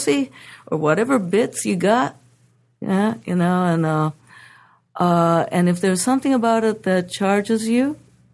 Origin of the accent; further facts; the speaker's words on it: Japan; now in United States; I come from Japan